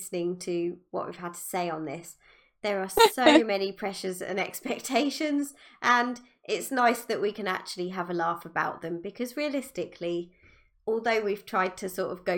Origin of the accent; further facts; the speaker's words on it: United Kingdom; I'm British